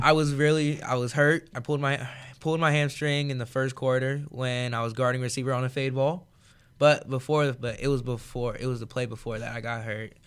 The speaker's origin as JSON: {"language": "English", "region": "California", "country": "United States", "moved": "yes", "lives_now": "Iowa, United States", "said": "from California"}